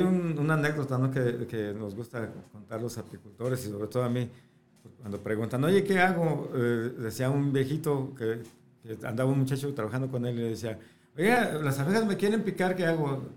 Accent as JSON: {"language": "Spanish", "town": "Tonalá", "region": "Jalisco", "country": "Mexico", "tie": "born or raised there", "also_born_or_lived": "Guadalajara / Sonora", "said": "yo nací en Guadalajara. Viví mucho tiempo en Sonora. Ok. Pero ya la mayor parte de mi vida en Tonalá"}